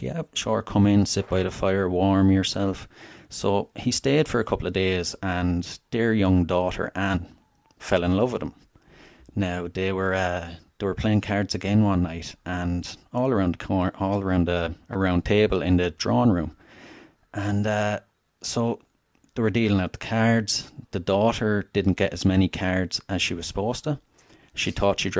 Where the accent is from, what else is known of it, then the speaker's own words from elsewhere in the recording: Wexford, Leinster, Ireland; I'm Irish. I'm from Southern Ireland, a place called Wexford originally